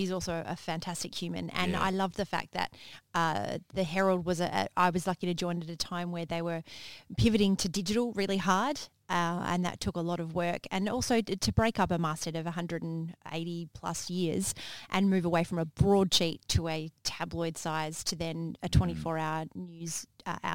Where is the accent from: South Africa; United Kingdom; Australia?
Australia; Manjimup, Western Australia; growing up in Manjimup